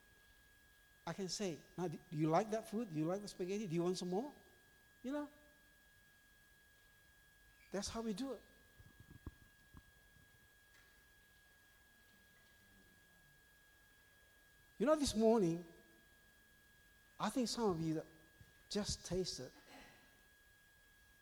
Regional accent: Indonesia; now in Australia; I was born in Indonesia.

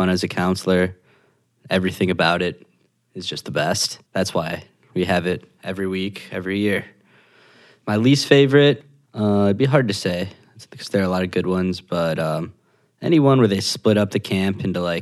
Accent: Northbrook, Illinois, United States; I am from Northbrook, Illinois.

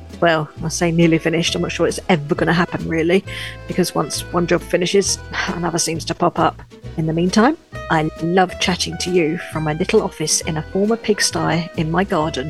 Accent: London, United Kingdom; moved away as an adult; now in Pas-de-Calais, France; I'm a Brit, born in London, but now living in the glorious countryside of the Pas-de-Calais in northern France.

